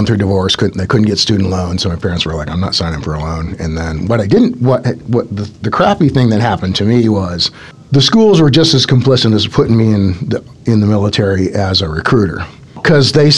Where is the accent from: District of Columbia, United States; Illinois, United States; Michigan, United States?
Michigan, United States; Detroit; moved away; growing up in Detroit